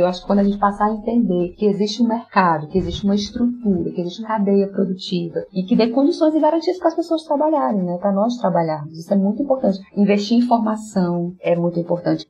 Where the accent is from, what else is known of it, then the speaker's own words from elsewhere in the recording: Fortaleza, Ceará, Brazil; accent: Fortaleza; nós aqui de Fortaleza, a gente não tem um sotaque tido como aquele nordestino nordestino mais